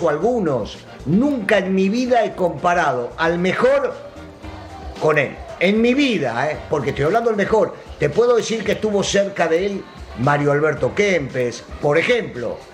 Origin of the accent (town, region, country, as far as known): Argentina